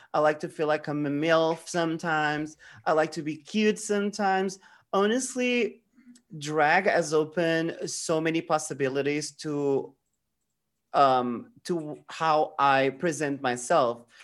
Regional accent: Portugal; I'm from Portugal

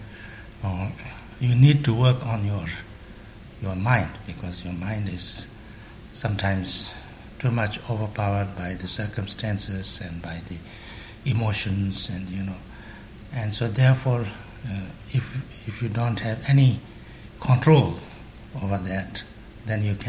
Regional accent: Tibet, China; English is a second language; moved away; also born or lived in Sikkim, India / Varanasi, India; I was born in Tibet, and we didn't have money

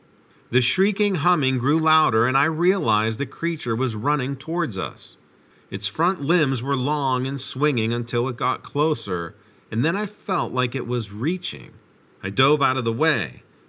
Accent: Idaho, United States; I'm actually from Idaho, but they flew me and some of my friends down there to help out because the blaze was so out of control.

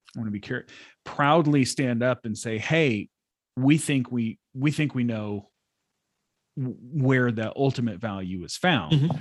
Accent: United States; a Christian growing up in America

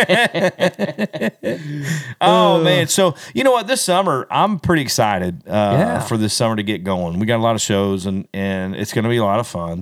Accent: Belton, Missouri, United States; it's my hometown

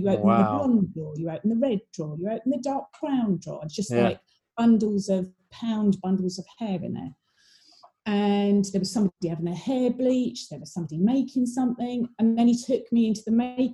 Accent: Ramsgate, South East England, United Kingdom; I grew up in Ramsgate down in Kent

